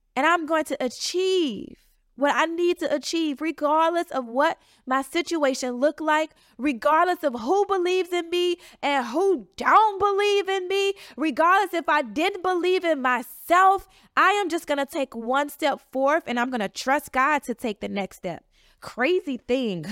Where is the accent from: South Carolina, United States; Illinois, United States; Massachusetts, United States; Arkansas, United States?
Illinois, United States; Chicago; moved away as an adult; now in Washington, D.C. area, United States; I'm from the south side of Chicago, but I've been in the D C area for the last nine years